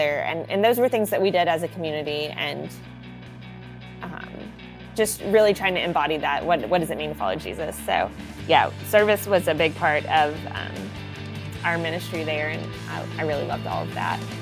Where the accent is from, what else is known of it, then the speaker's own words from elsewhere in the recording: Southern United States, United States; accent: Southern American; very aware of my Southern American accent